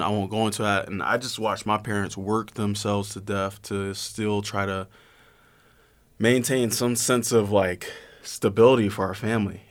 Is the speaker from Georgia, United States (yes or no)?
yes; Atlanta, Georgia, United States; moved away as an adult; I'm from Georgia